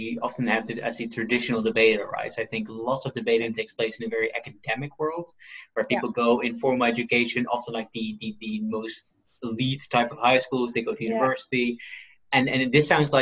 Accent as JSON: {"language": "English", "town": "Nijmegen", "region": "Gelderland", "country": "Netherlands", "tie": "born or raised there", "said": "my hometown of Nijmegen in the Netherlands"}